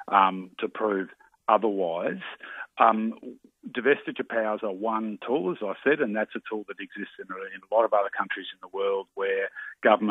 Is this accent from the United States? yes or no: no; Tasmania, Australia; my home state of Tassie where the Aldi just aren't there in Tasmania